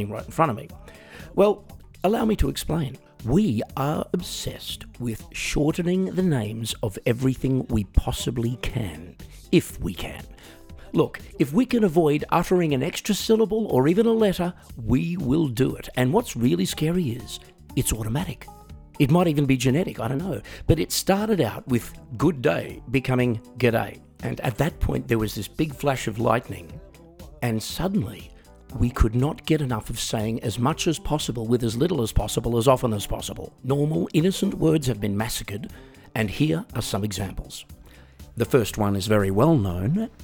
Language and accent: English; Australia; accent: Australian; I'm also Australian, which some of you might have picked via the accent